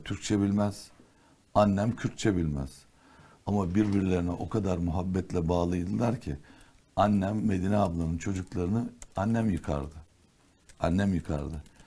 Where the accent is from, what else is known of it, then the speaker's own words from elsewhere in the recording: Istanbul, Turkey; also born or lived in Ankara / Erzincan / Diyarbakır; Erzincan, Diyarbakır, Ankara doğumluyum ben aslen. İhtilal sonrası önce Ankara sonra bir Erzincan dönemi var. Erzincan'dan sonraki de Diyarbakır. Diyarbakır'dan sonra işte 54-55 yıllık İstanbulluyuz.